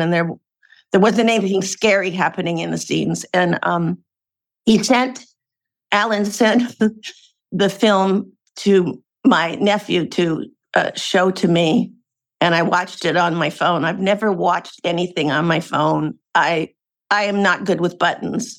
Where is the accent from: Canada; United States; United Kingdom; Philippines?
United States; Portland, Oregon; moved away as an adult; now in California, United States; I'm a West Coast gal. I was born and raised in Portland, Oregon, and then came down to California to go to college and have been here since